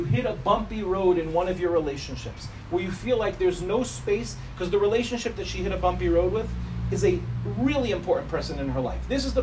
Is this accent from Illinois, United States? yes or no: no; New York City, New York, United States; now in Ramat Beit Shemesh, Israel; I went to Yeshiva Darche Torah for elementary school. For those of you that know Far Rockaway, I was expelled from Hafter in fifth grade